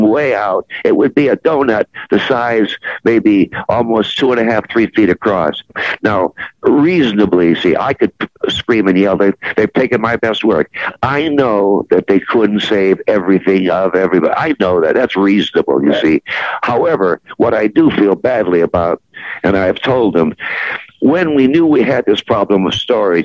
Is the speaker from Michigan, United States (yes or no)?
yes; Jackson, Michigan, United States; moved away; also born or lived in Canton, Ohio / Cleveland, Ohio / Buffalo, New York / Detroit, Michigan; I was born in Canton, Ohio, and I was raised in Jackson, Michigan